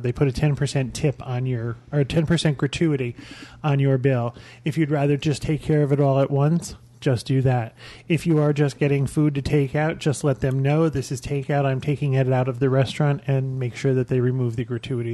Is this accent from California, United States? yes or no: no; Albany, New York, United States; moved away; I'm from Albany, New York, and we used to have a place called the Inferno.